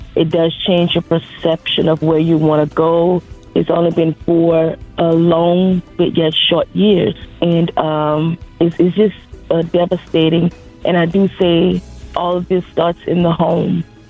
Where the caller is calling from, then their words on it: Louisiana, United States; calling from Louisiana.